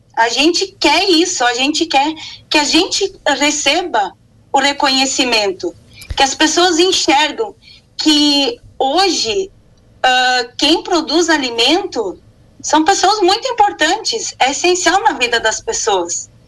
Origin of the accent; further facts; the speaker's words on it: Estrela, Rio Grande do Sul, Brazil; eu sou de Estrela, sou formada em engenharia de produção, optei em ficar no interior